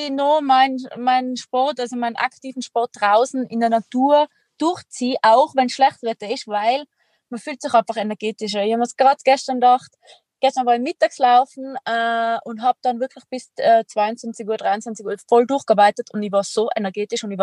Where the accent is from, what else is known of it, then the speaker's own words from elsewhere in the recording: Tyrol, Austria; accent: Tyrolean; wie man an meinem Dialekt hören kann, bin ich Tirolerin